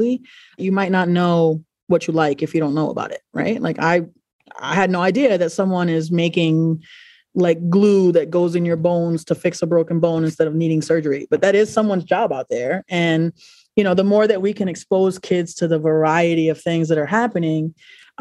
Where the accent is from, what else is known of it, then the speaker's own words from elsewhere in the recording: New York City, New York, United States; now in Providence, United States; I'm originally from New York City, and I am an advisor